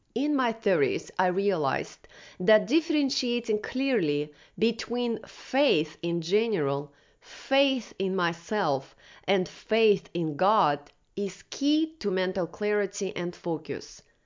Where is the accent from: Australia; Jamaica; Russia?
Russia; moved away; I was born in Soviet Russia in nineteen eighty-three and grew up during the crash of U S S R and anarchy